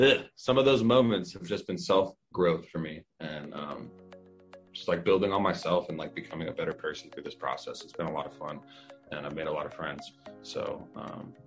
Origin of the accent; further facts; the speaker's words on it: Victorville, California, United States; Yeah, I was born in Victorville, California. That's where I was born, and I grew up in the high desert. So this is my home state.